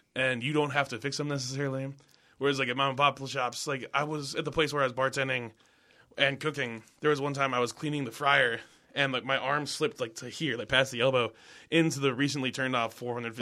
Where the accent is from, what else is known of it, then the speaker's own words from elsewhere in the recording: Minnesota, United States; moved away; I moved back to Minnesota